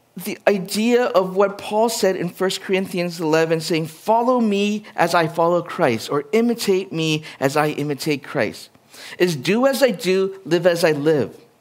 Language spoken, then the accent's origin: English; Edmonton, Alberta, Canada; also born or lived in Winnipeg, Manitoba; My hometown was from Edmonton.